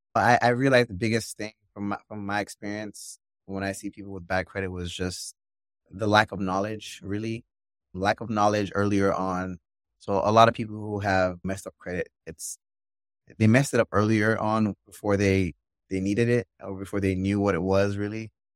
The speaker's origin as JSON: {"language": "English", "country": "Nigeria", "tie": "born or raised there", "also_born_or_lived": "Maryland, United States", "moved": "yes", "said": "I was born in Maryland, my whole family, really, and then we moved, we all moved to Nigeria when I was about seven years old"}